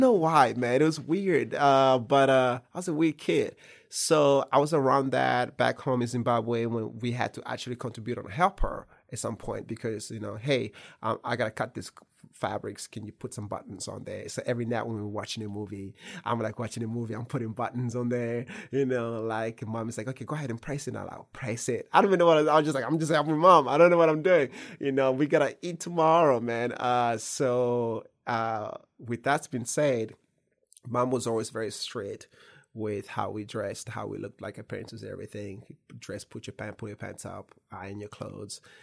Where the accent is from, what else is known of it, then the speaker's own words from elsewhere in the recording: Kentucky, United States; I'm Kentucky born